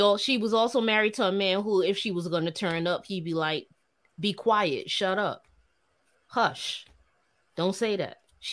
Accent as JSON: {"language": "English", "region": "New York", "country": "United States", "tie": "born or raised there", "said": "I'm a New Yorker through and through, native New Yorker, right? Of West Indian descent."}